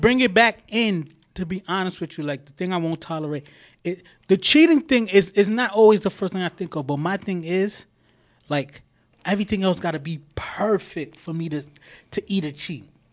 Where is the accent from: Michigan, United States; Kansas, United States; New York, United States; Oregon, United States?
New York, United States; New York City; I'm proud to be from Queens